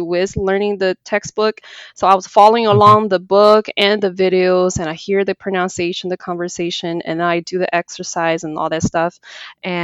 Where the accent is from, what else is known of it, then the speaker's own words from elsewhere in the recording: China; moved away as an adult; now in United States; I was born and raised in China, came to the United States about 8 years ago